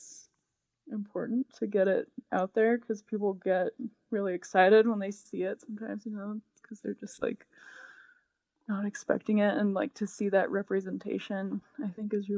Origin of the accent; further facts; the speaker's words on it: Utah, United States; I grew up in Utah